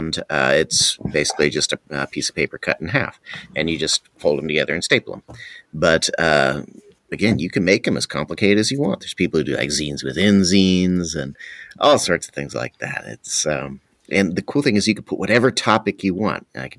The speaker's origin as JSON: {"language": "English", "region": "California", "country": "United States", "said": "So I came from California, though, and so there's several to miss, like especially In-N-Out"}